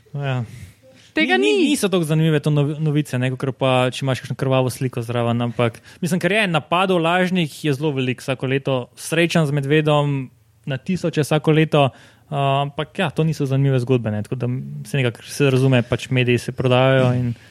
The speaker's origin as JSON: {"language": "Slovenian", "country": "Slovenia"}